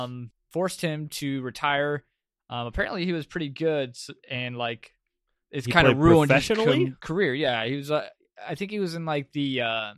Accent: United States; I am so American.

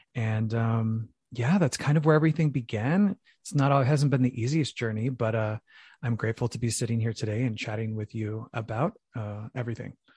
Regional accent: Phoenix, Arizona, United States; I'm originally from Phoenix, Arizona, so I'm from the Valley of the Sun

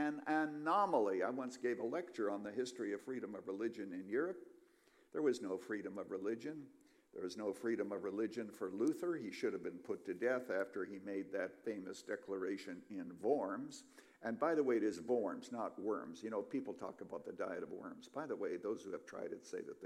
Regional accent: Canada; now in United States; I was born a Canadian, and then I came to America

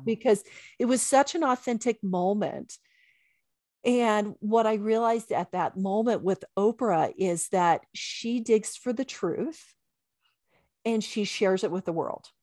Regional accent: Bible Belt, the South, United States; I was raised in the Bible Belt

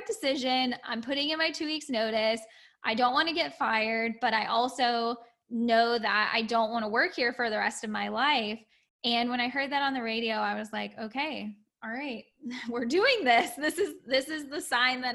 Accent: Orlando, Florida, United States; I'm from Orlando

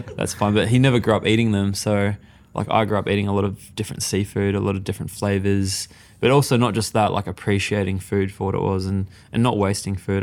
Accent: Perth, Western Australia, Australia; also born or lived in Mauritius; I was born in Perth, so I was brought up in Australia and went back and forth a lot.

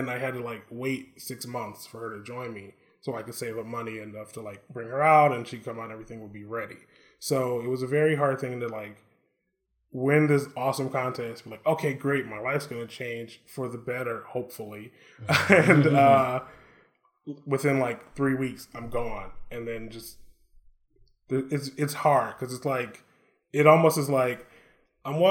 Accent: Detroit, Michigan, United States; moved away; I'm from Detroit

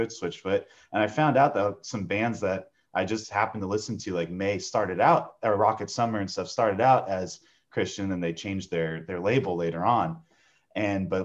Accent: San Diego, California, United States; Born and raised in San Diego, California.

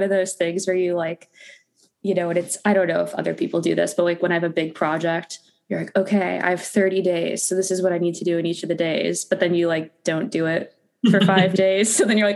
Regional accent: Phoenix, Arizona, United States; now in Los Angeles, United States; I'm from Arizona originally. Phoenix, Arizona.

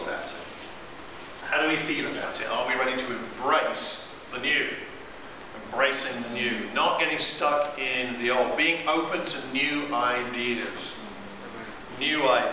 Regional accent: United Kingdom; I'm British.

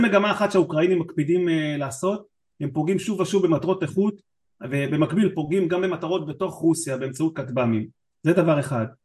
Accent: Israel; אני מישראל

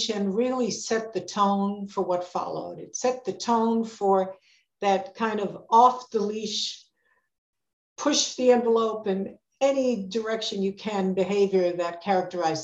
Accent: New York City, New York, United States; I grew up in the Bronx

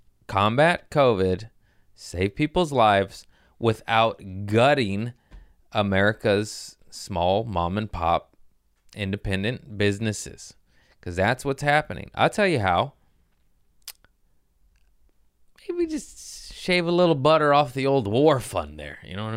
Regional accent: United States; I'm American.

